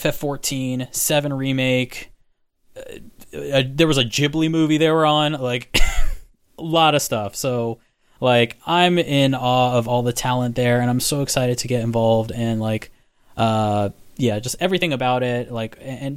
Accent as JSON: {"language": "English", "region": "Florida", "country": "United States", "said": "So I'm from Florida, and we do not have Pirates of the Caribbean like you have Pirates of the Caribbean."}